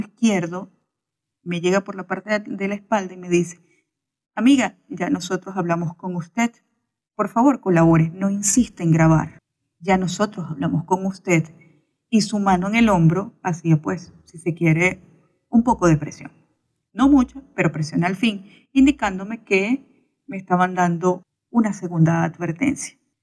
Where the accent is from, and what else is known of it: Venezuela